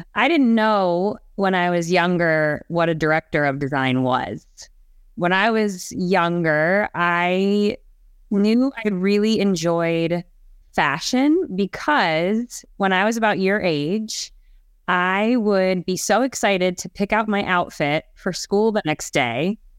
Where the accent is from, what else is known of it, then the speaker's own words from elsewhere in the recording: Ohio, United States; also born or lived in Canada; And I was born in Canada, believe it or not, but lived in Ohio for most of my life.